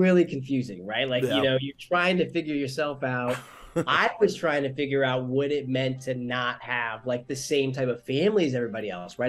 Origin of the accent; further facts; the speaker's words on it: Chico, California, United States; also born or lived in Bay Area, California; I grew up in Chico, in Chico, yeah, California, but I was born in the Bay Area. So my family met in the Bay, and my dad was from New Orleans.